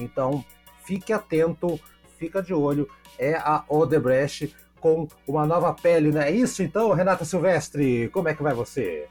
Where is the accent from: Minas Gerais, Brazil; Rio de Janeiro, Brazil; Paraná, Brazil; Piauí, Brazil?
Paraná, Brazil; Curitiba; eu sou de Curitiba